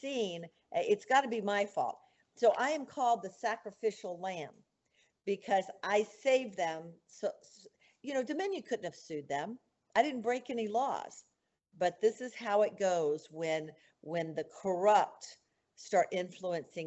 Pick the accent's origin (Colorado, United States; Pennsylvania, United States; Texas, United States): Colorado, United States; Mesa County; born or raised there